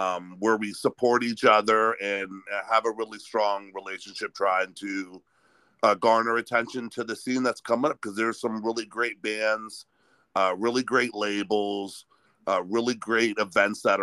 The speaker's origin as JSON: {"language": "English", "town": "Sharon", "region": "Pennsylvania", "country": "United States", "tie": "born or raised there", "also_born_or_lived": "New Castle, Pennsylvania", "moved": "as an adult", "lives_now": "Youngstown, United States", "said": "I grew up just outside of Youngstown, a little town called Sharon, and on the Pennsylvania side"}